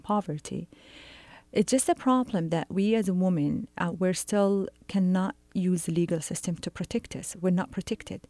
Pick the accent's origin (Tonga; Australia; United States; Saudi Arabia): Saudi Arabia